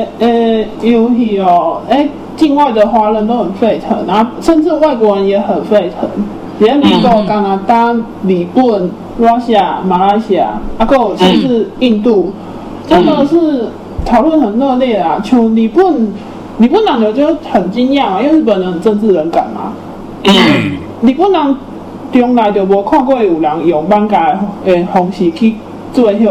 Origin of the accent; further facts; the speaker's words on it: Taiwan; 不是说我们台湾人的荒谬这样